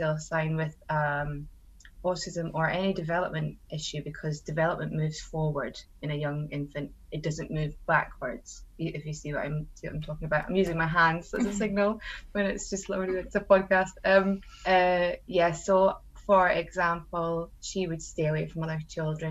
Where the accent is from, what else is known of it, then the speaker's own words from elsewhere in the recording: Scotland, United Kingdom; now in Suffolk, United Kingdom; I'm a Scottish mum living in Suffolk